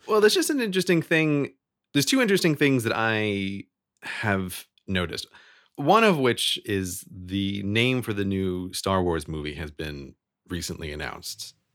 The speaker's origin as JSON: {"language": "English", "country": "United States", "tie": "born or raised there"}